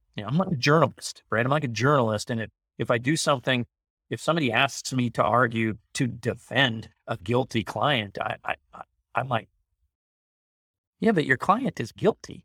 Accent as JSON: {"language": "English", "town": "Carlsbad", "region": "California", "country": "United States", "tie": "born or raised there", "also_born_or_lived": "Long Beach", "said": "when I grew up in Carlsbad, there were no homeless people walking around"}